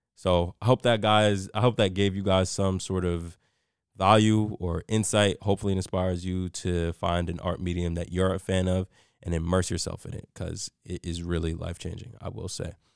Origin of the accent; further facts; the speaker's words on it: New York City, New York, United States; I grew up in the South Bronx